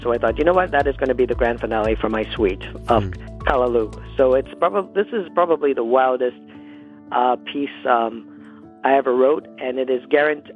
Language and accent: English; Toronto, Ontario, Canada; I was born and raised in Toronto